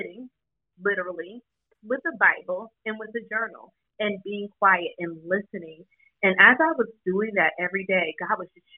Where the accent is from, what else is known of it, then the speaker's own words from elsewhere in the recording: the South, United States; I was raised in the South